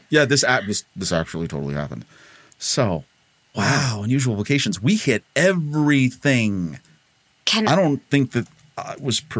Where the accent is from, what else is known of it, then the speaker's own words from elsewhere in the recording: between Wilkes-Barre and Scranton, northeastern Pennsylvania, United States; I grew up between Wilkes-Barre and Scranton.